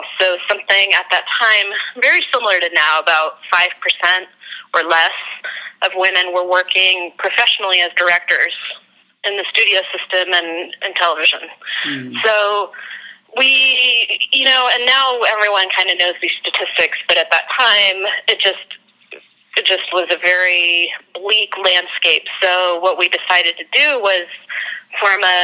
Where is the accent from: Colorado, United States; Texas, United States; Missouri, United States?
Colorado, United States; Denver; moved away; also born or lived in San Francisco; I'm from Denver, Colorado.